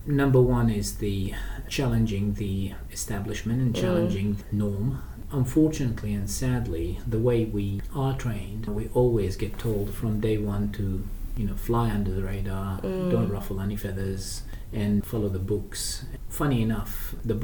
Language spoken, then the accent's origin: English; Baghdad, Baghdad Governorate, Iraq; now in Australia; I was brought up in Iraq, in Baghdad.